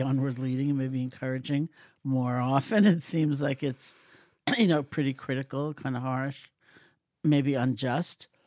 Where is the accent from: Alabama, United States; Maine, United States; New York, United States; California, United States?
New York, United States; New York City; I grew up in New York City in Washington Heights, an Eastern European Jewish neighborhood.